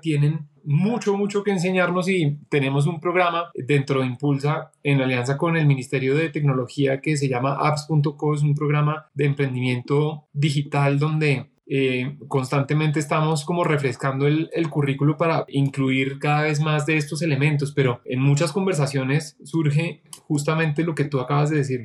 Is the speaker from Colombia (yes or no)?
yes; Colombia; moved away as an adult; also born or lived in United States; regresé a Colombia